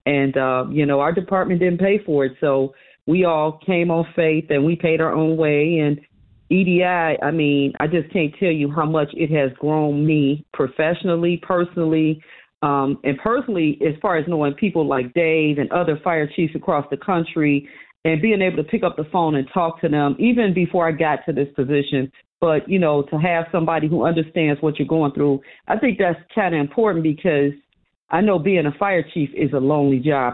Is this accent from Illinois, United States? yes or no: yes; Chicago, Illinois, United States; I was born and raised in Chicago